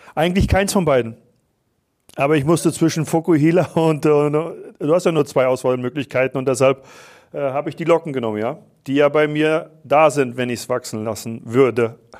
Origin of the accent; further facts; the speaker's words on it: Wismar, Mecklenburg-Vorpommern, Germany; now in Vienna, Austria; ich weiß, wo ich herkomme, ich komme aus, aus Mecklenburg